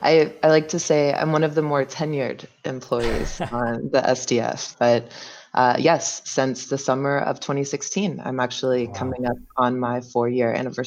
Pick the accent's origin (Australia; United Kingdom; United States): United States; North Carolina; moved away as an adult; also born or lived in Mauritania; I am from North Carolina, born and raised. I spent my first 21 years in that state, so didn't bounce around too much.